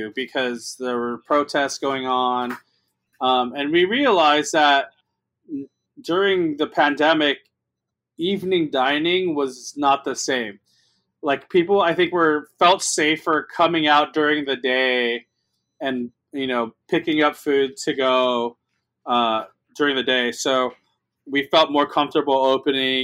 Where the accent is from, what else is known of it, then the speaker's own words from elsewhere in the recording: Los Angeles, California, United States; also born or lived in New York; I grew up in East